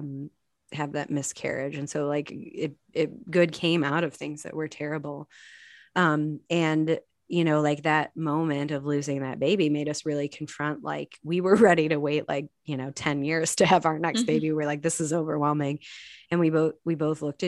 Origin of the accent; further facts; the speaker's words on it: Chicago, Illinois, United States; now in Indianapolis, United States; I grew up in Chicago in the 90s